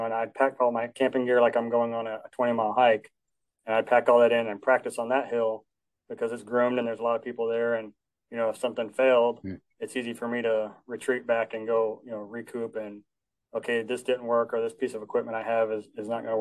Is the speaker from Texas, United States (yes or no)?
no; Alaska, United States; I come from Alaska, so lots of mountains up there